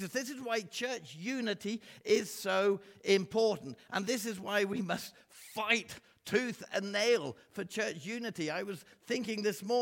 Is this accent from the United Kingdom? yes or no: yes; England, United Kingdom; asked me where I came from. I said, England